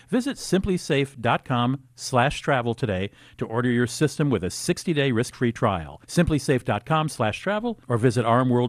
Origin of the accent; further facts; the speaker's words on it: East Coast, United States; now in St. Paul, United States; I'm not from Minnesota, Ashlea. I'm an East Coast guy, and I moved there because I met a woman, except I met her in L.A., but she lived in White Bear Lake, Minnesota.